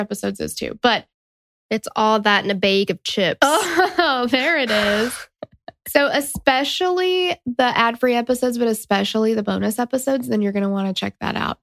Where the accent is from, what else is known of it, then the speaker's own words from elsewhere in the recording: Tennessee, United States; accent: Southern; But we're from Tennessee. We get it if you think we sound stupid because we're Southern